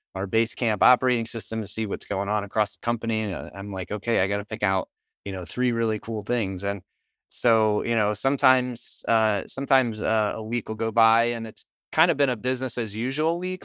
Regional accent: Northeast, United States; I'm from the Northeast.

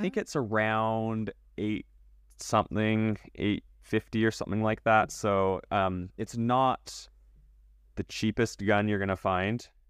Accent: Canada; moved away; I was born in Canada

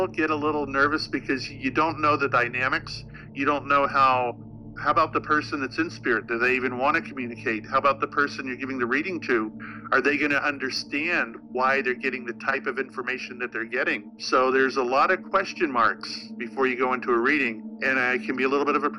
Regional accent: Florida, United States; moved away as an adult; also born or lived in Salem, Massachusetts / Boston; when I moved from Boston back home to the Florida area, you know, where I grew up

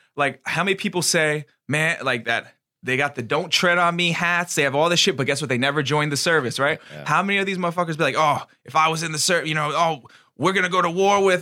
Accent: United States; our country

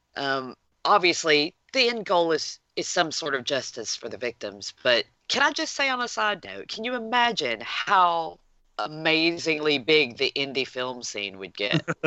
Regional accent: United States; as an American

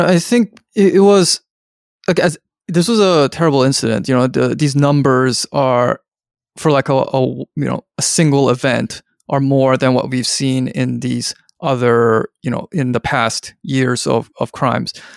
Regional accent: Vancouver, British Columbia, Canada; I'm from Vancouver, where there were a lot of Hong Kong people when I was growing up

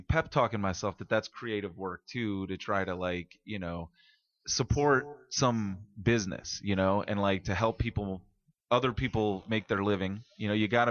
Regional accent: Richmond, Virginia, United States; I grew up in Church Hill

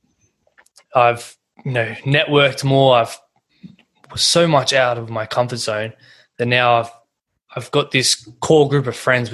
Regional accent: Sydney, New South Wales, Australia; also born or lived in Blue Mountains; I was brought up in Plumpton, which is Western Sydney

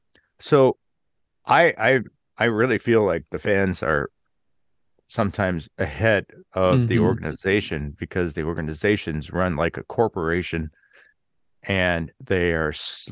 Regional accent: Wisconsin, United States; Growing up in Wisconsin, they started having these lumberjack competitions that were on TV.

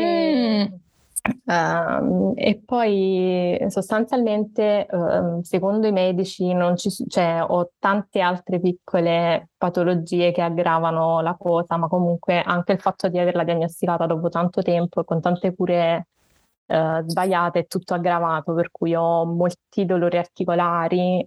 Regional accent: Naples, Campania, Italy; ho 28 anni e sono di Napoli

